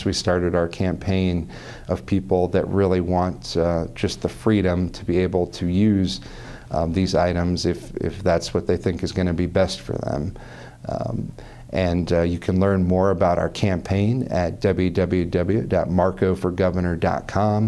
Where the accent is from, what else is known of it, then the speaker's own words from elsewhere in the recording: Des Moines, Iowa, United States; I was born and raised and educated in Des Moines, Iowa